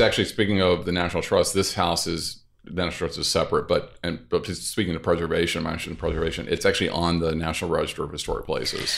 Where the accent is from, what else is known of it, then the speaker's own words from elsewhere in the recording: North Louisiana, United States; moved away as an adult; also born or lived in New York City; now in New Orleans, United States; I grew up in North Louisiana